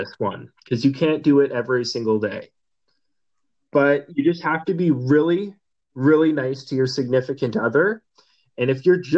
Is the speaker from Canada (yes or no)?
yes; Campbell River, British Columbia, Canada; also born or lived in Calgary, Alberta; Calgary was where I was born, but I came to Campbell when I was like two.